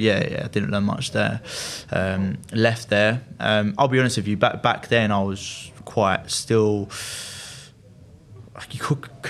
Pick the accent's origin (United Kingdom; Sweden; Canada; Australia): United Kingdom; Loughton, East of England; I grew up in Essex in Loughton.